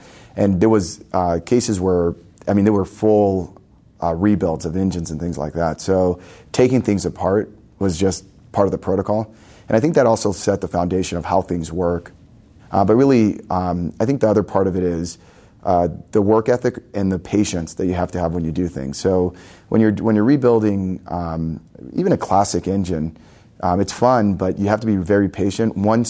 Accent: Los Angeles, California, United States; So I was born here in Southern California. I grew up in LA.

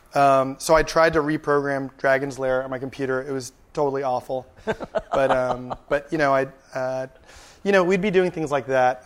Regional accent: San Antonio, Texas, United States; now in California, United States; I grew up in San Antonio, Texas. I spent about seven years there

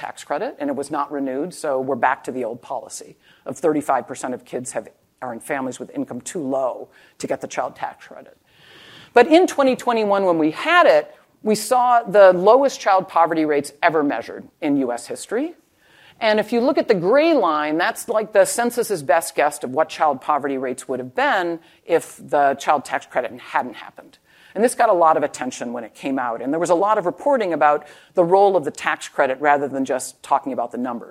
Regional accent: Wisconsin, United States; I'm from Wisconsin

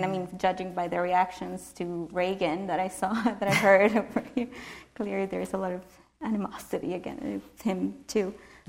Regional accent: Nicaragua; I mean, I grew up in Nicaragua, so it's the kinds of stories that you grow up

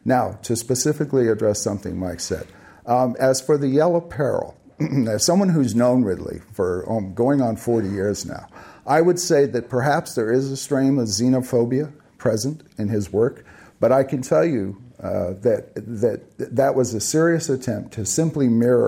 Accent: Philippines; I grew up in the Philippines in the 50s and the 60s.

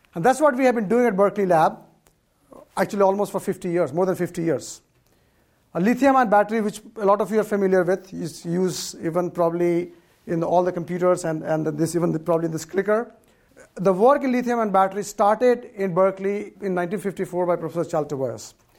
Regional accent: India; now in California, United States; I, for part of my life, I grew up in India where there was hardly any electricity

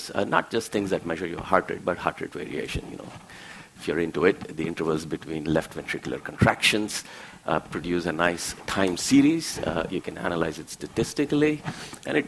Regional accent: India; now in San Diego, United States; I grew up in India.

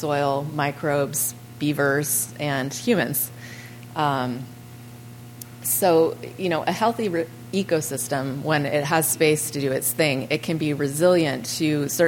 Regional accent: California, United States; I'm from California.

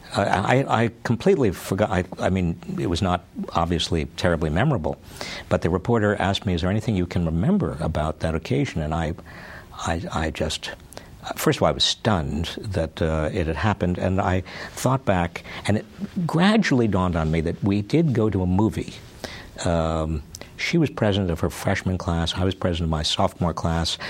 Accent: South Salem, New York, United States; also born or lived in Scranton, Pennsylvania; I was born in Scranton, Pennsylvania. Uh, I was raised in uh, South Salem, New York, a little town uh, about 60 miles north of New York City

